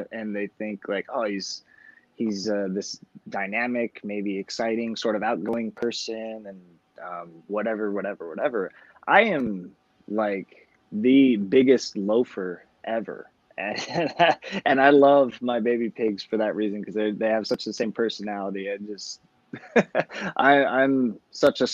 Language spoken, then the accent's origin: English; Los Angeles, California, United States; I grew up in Los Angeles